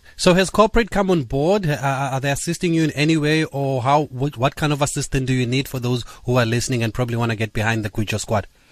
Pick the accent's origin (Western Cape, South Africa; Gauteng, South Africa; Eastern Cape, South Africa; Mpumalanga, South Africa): Eastern Cape, South Africa; I'm from the Eastern Cape, obviously